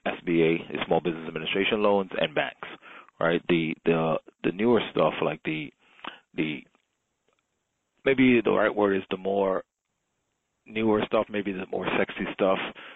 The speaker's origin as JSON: {"language": "English", "town": "New York City", "region": "New York", "country": "United States", "tie": "born or raised there", "also_born_or_lived": "Jamaica", "said": "raised by a single mother in the Bronx. Originally, I was born in Jamaica, migrated to the U.S. when I was about 8 years old. Like I said, grew up in the Bronx"}